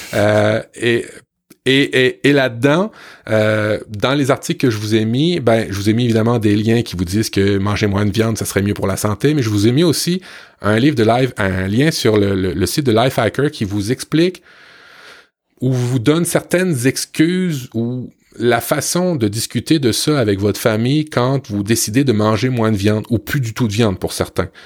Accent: Canada; chez nous au Canada

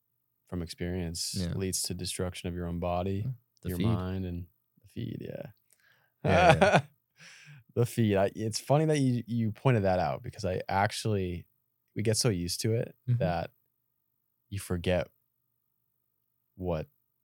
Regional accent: Massachusetts, United States; I come from Massachusetts.

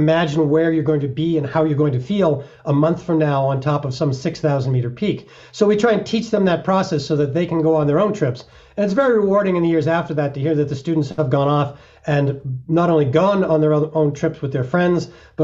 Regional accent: Massachusetts, United States; now in Colorado, United States; I was 13 years old in my home state of Massachusetts

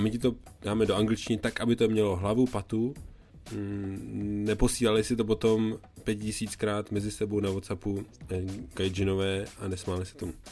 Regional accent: Czechia; jsem z Česka

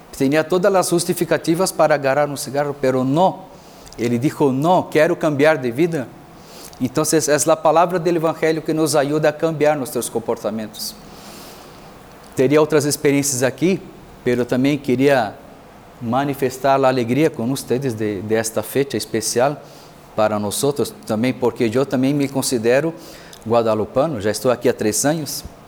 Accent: Brazil; moved away as an adult; also born or lived in Mexico; now in Tlajomulco, Mexico; sou de Brasil, sacerdote e missioneiro

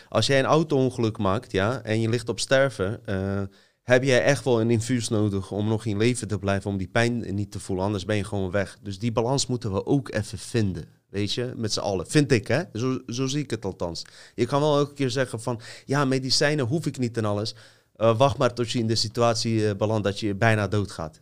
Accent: Bosnia & Herzegovina; now in Netherlands; stad waar ik vandaan kom staat bekend, zelfs in Bosnië

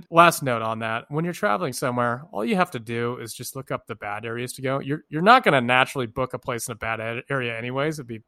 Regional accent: United States; born or raised there; also born or lived in Oakland

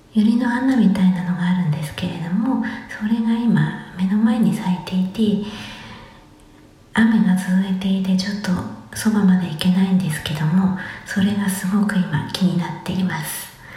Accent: Musashino, Tokyo, Japan; 生まれ育ちが、東京武蔵野市という

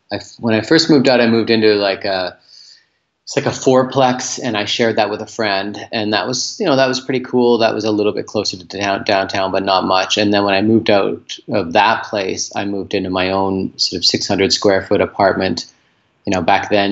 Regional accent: Port Moody, British Columbia, Canada; now in Vancouver, Canada; I grew up about 25 clicks, like kilometers outside of where I am now in a suburb called Port Moody.

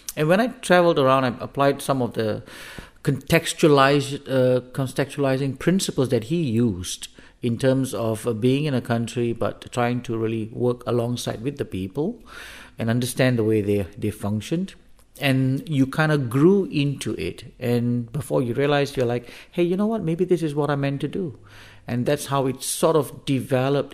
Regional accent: Singapore; moved away as an adult; also born or lived in Africa / Denmark; now in Copenhagen, Denmark; I come from Singapore, at least that was where I was born and raised.

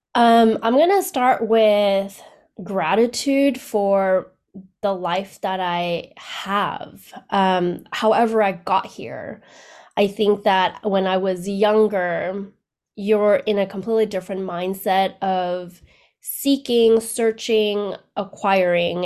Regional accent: Canada; moved away as an adult; also born or lived in Vietnam; now in United States; I was born in Vietnam right after the war, and then we left Vietnam and immigrated to Canada.

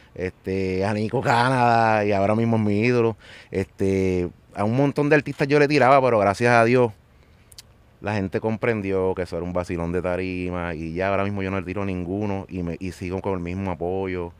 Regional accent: Carolina, Puerto Rico; de Carolina

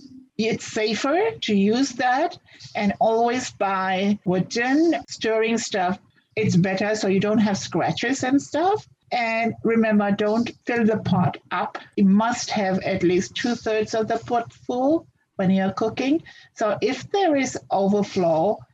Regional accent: Fiji; moved away as an adult; now in Canada; I'm originally from Fiji Islands. I came to Canada in 1987

